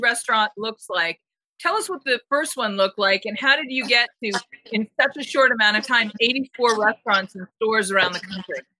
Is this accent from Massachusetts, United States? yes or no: yes; Boston, Massachusetts, United States; also born or lived in Jersey Shore; I'm originally from Boston, but I spent my first summers at the Jersey Shore